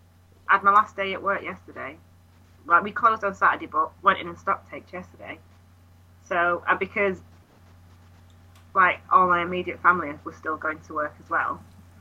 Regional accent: United Kingdom; We're British

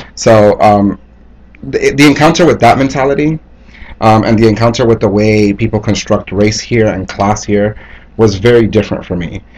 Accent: Hialeah, Florida, United States; moved away as an adult; also born or lived in New York / Santo Domingo, Dominican Republic; growing up in Miami, specifically Hialeah, Florida, which is a predominantly Cuban American community

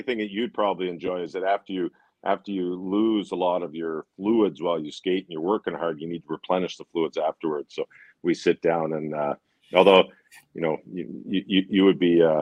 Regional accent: Toronto, Ontario, Canada; I grew up in, I was born in Etobicoke.

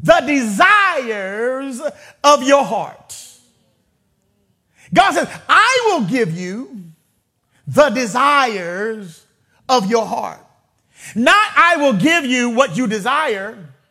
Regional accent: Vallejo, California, United States; I grew up in a neighborhood. Some of you may be familiar with the Country Club Crest, Triple C's. I grew up right there in the Crest

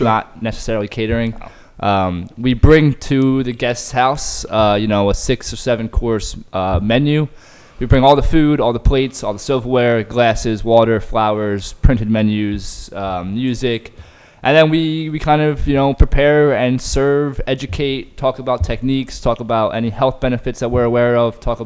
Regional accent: Bucks County, Pennsylvania, United States; We grew up in the Bucks County area our entire lives

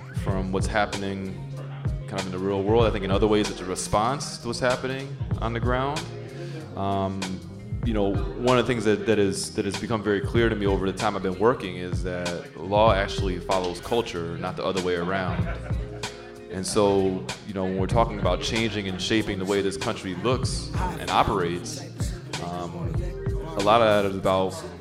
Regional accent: Connecticut, United States; I was born and raised in Connecticut.

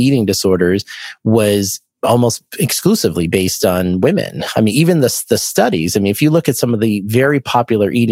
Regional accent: Boston, Massachusetts, United States; I'm from the Boston area

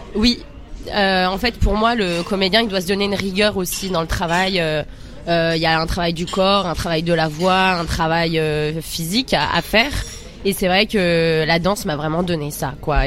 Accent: Seine-Saint-Denis, Île-de-France, France; on est sous bois 9-3

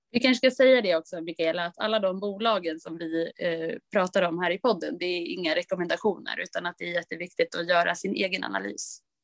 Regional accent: Östersund, Jämtland, Sweden; moved away; min pappas hus uppe i Östersund där jag kommer ifrån

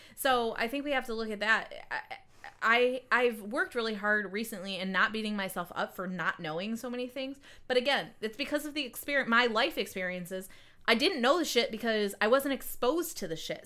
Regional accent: Livonia, Michigan, United States; I grew up in Livonia too, and then I went to Michigan State

